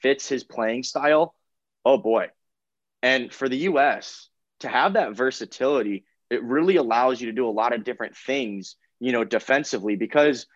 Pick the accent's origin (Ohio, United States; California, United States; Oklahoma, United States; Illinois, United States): California, United States; Southern; both of us are from Southern California